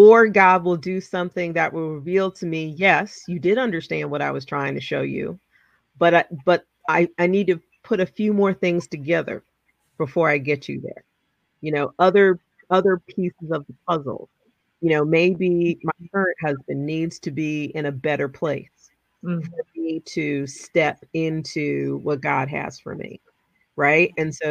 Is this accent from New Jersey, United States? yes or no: yes; New Jersey, United States; moved away as an adult; also born or lived in New Orleans; I grew up in Jersey.